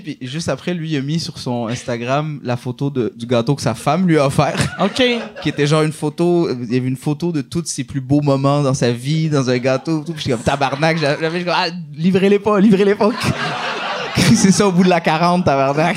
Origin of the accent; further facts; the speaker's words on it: Laval, Quebec, Canada; je suis de Laval, c'est ma ville